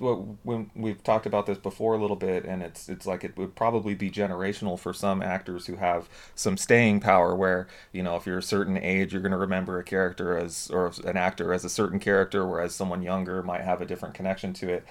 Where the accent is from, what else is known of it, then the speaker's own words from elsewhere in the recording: Southern California, United States; growing up in Southern California, rooting for the University of Southern California